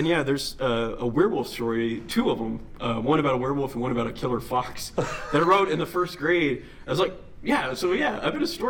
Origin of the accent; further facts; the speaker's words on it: Dallas-Fort Worth area, Texas, United States; also born or lived in Hillsboro, Texas / New York; Yes, I was born and raised in the Dallas-Fort Worth area.